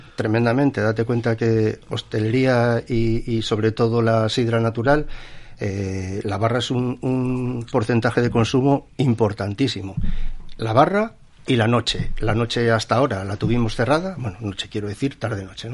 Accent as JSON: {"language": "Spanish", "region": "Asturias", "country": "Spain", "said": "somos aquí, vivimos de aquí, somos asturianos como los demás"}